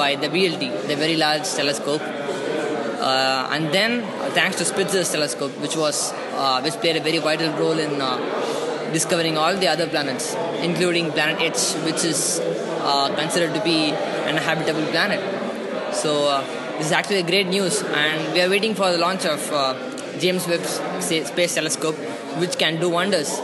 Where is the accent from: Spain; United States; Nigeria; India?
India; moved away as an adult; now in Bonn, Germany; I'm originally from India, but I do my master's in astrophysics in the University